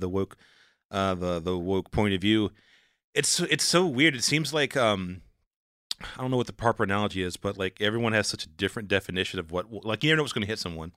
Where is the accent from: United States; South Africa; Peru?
United States; the South; moved away; I'm from the South, like, I'm from, like, a very rural place